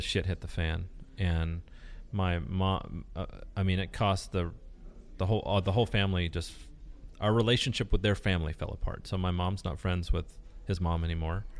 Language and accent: English; Newport Beach, California, United States; first language Spanish; English is a second language; also born or lived in Ensenada, Mexico; I grew up in Newport Beach